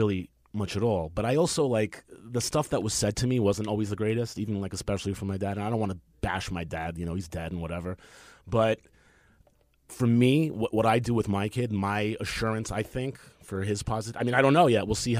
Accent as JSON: {"language": "English", "town": "New York City", "region": "New York", "country": "United States", "tie": "born or raised there", "said": "I grew up in Queens."}